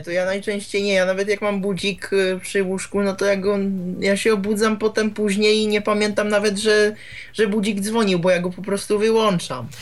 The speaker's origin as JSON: {"language": "Polish", "country": "Czechia", "said": "ja z Czech jestem"}